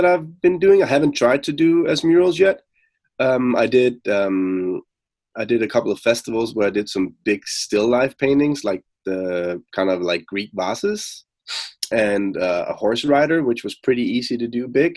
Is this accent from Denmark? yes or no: yes; Denmark; moved away as an adult; now in Copenhagen, Denmark; I'm from Denmark. I'm based out of Copenhagen. I'm not from there, but I live and work in Copenhagen.